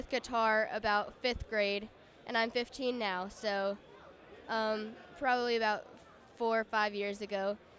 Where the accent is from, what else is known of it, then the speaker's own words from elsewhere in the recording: Charlotte, North Carolina, United States; I'm from Charlotte, North Carolina.